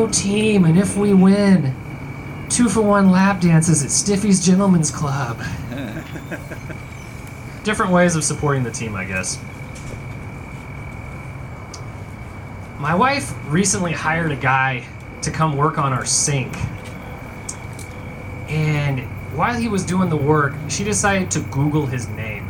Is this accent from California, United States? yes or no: no; Tulsa, Oklahoma, United States; I grew up in South Tulsa